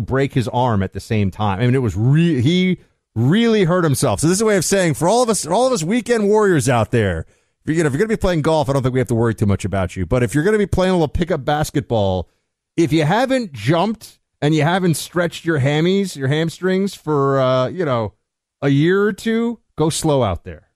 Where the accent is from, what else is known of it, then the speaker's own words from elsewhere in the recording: Northeast, United States; I'm from the Northeast